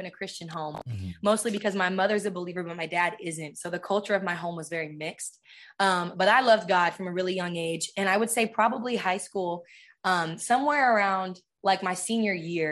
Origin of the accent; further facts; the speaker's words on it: San Diego, California, United States; I'm from San Diego.